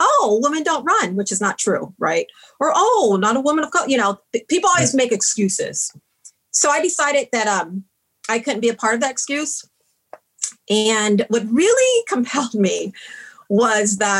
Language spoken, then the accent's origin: English; San Antonio, Texas, United States; also born or lived in Princeton; Growing up in San Antonio